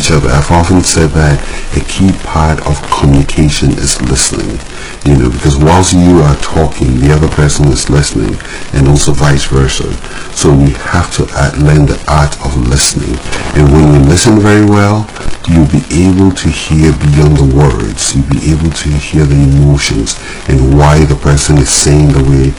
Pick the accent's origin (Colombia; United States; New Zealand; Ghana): Ghana; growing up in Ghana